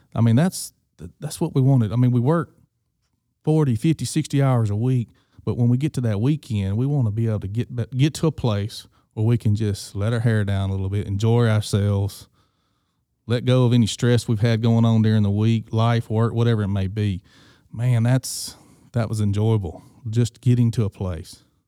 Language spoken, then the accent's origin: English; Greenville, Mississippi, United States; being born and raised in Greenville, Mississippi